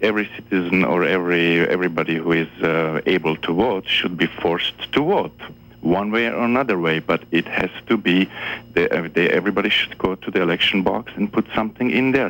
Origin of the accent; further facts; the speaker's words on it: Czechia; born there; also born or lived in Germany / Switzerland; I was born in Czechoslovakia, mm-hmm. but I also lived in Germany, and I also lived in Switzerland.